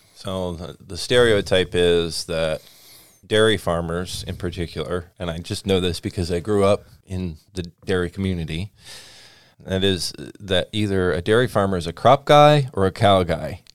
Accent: Washington, United States; I grew up around Washington Red Raspberries.

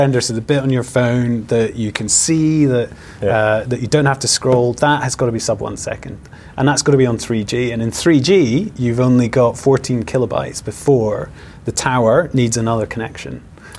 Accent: Aberdeen, Scotland, United Kingdom; now in Edinburgh, United Kingdom; I'm actually from Aberdeen, but I live in Edinburgh.

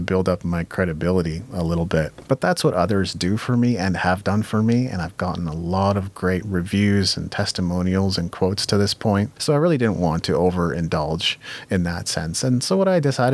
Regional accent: Japan; I grew up in Japan

